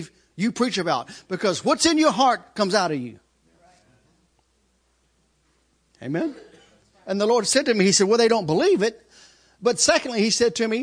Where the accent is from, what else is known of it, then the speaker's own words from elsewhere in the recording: United States; I'm American